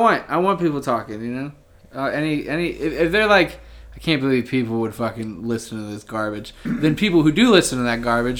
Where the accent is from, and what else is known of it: Findlay, Ohio, United States